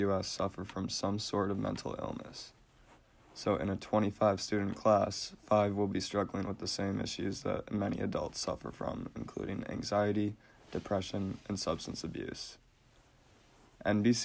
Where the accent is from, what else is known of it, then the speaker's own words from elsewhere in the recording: Saline, Michigan, United States; Growing up in Saline